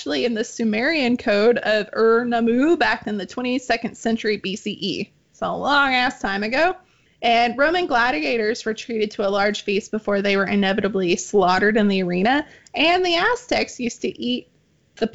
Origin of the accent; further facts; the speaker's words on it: Arkansas, United States; now in Texas, United States; Arkansas, which... my home state